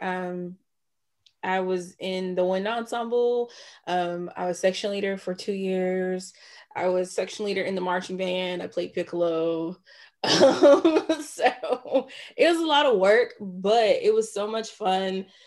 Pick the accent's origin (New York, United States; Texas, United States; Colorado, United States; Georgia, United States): Georgia, United States; Jonesboro; also born or lived in Atlanta, Georgia / Nashville, Tennessee; grew up in Clayton County, graduate of Clayton County. So shout out to Clayton County, Jonesboro.